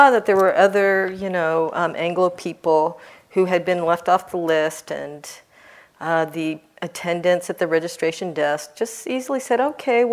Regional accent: Seattle, Washington, United States; I'm from Seattle and that's our airlines

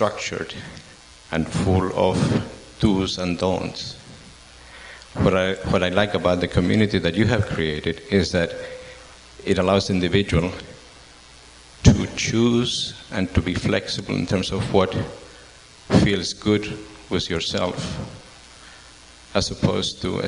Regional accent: Chile; moved away; I come from Chile, and since I was a young kid

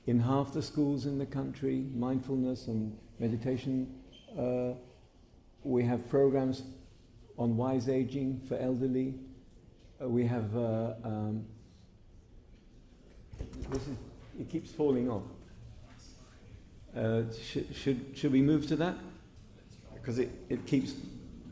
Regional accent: United Kingdom; moved away as an adult; also born or lived in India; now in Israel; I'm British

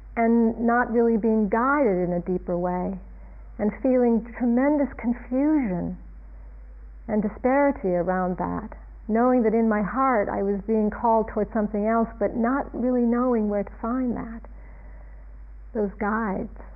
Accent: Ohio, United States; moved away; I was growing up in a suburban town in a place called Ohio, Ohio in the United States

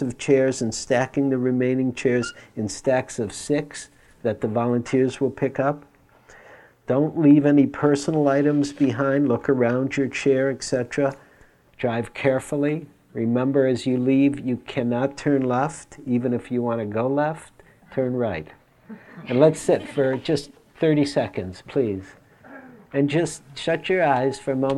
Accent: Detroit, Michigan, United States; it was in Detroit, growing up in Detroit

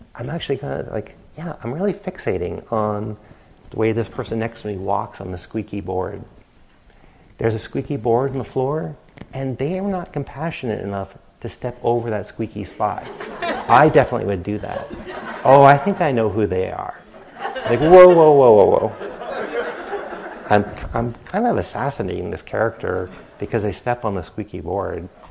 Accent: New England, United States; growing up in New England

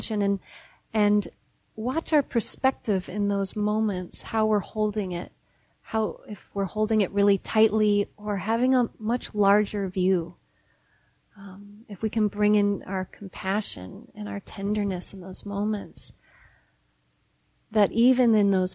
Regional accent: Midwest, United States; now in Berkeley, United States; I'm from the Midwest, and so that smell is so a part of summertime to me, and being from that place

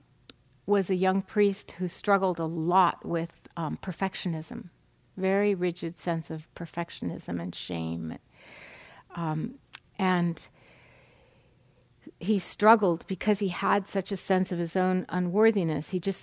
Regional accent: New England, United States; moved away; I'm from New England

